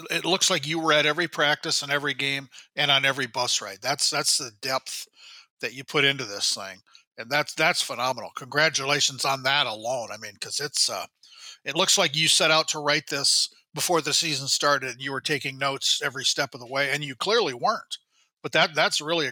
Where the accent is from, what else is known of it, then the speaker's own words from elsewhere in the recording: Iowa, United States; now in Minnesota, United States; I'm from Iowa.